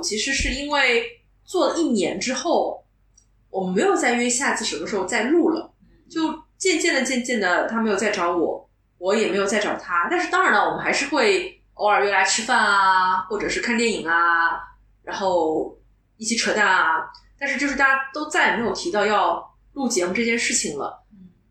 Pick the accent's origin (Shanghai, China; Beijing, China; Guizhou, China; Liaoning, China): Shanghai, China; accent: Shanghainese; first language Shanghainese; Chinese is a second language; 其实会说，但上海话是我的一个 O S